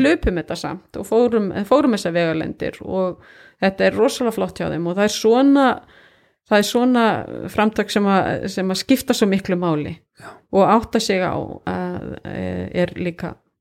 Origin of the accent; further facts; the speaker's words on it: Kópasker, Northeastern Region, Iceland; also born or lived in Hong Kong / Singapore; now in Akureyri, Iceland; ég kem frá Kópaskeri, ég kem ekkert frá Norðuþingi